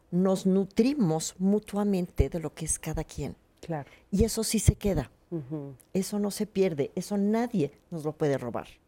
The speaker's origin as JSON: {"language": "Spanish", "region": "Mexico City", "country": "Mexico", "said": "no es lo mismo los que somos chilangos, perdón, pero estamos chilangos y que a cada rato nos tiembla."}